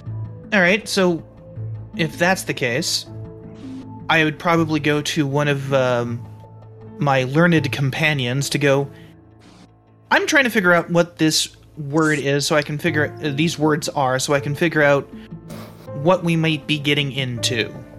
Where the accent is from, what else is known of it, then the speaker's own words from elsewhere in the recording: United States; Because I am from America, I am a cowboy, so I've probably dealt with Mexicans and Spaniards